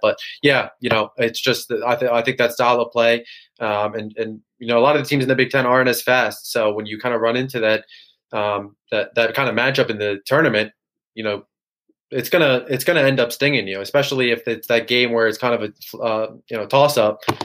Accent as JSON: {"language": "English", "region": "Maryland", "country": "United States", "tie": "born or raised there", "said": "I grew up near Maryland, uh, 20 minutes away, 30 minutes away from campus"}